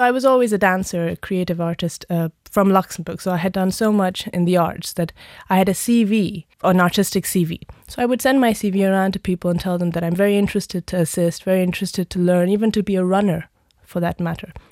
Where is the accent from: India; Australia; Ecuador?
India; moved away; also born or lived in United Kingdom; being Indian myself